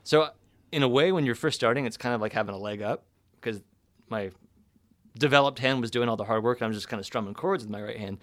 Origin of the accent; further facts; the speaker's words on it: Sonoma, California, United States; Northern California, so Sonoma